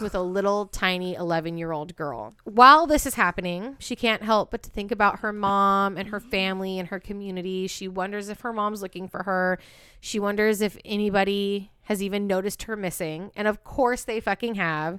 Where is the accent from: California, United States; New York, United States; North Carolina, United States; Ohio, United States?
California, United States; Walnut Creek; also born or lived in Antioch, California; the town that B and I met in and grew up in, Walnut Creek